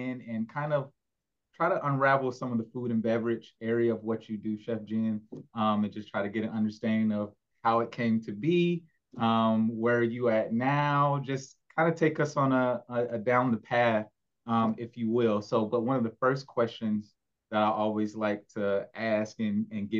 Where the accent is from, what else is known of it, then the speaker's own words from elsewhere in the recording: Orlando, Florida, United States; also born or lived in Oviedo, Florida; I live in Oviedo, but I have spent my times, because I'm from Orlando anyway, but spent my time driving up and down East Orlando all my life.